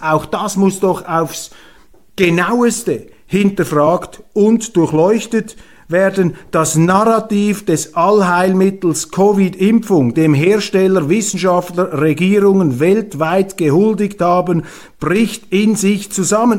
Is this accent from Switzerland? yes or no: yes; Switzerland; als Schweizer